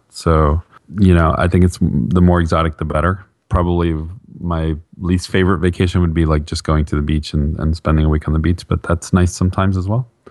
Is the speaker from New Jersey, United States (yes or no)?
yes; Bergen County, northern New Jersey, United States; now in Atlanta, United States; I grew up in northern New Jersey, just outside of Manhattan in Bergen County